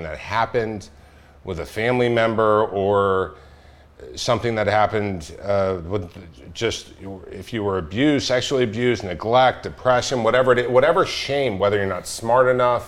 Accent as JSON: {"language": "English", "area": "Orange County", "region": "California", "country": "United States", "tie": "born or raised there", "said": "I grew up actually about 5 miles from here, from where we are right now"}